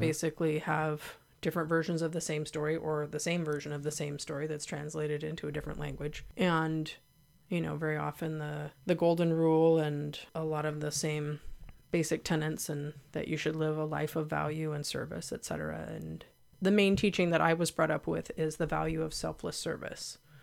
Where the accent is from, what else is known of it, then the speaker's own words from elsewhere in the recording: Santa Cruz, California, United States; I was born in Santa Cruz, an unincorporated Santa Cruz, an area called Live Oak. I was born at home. But I grew up with parents who had been hippies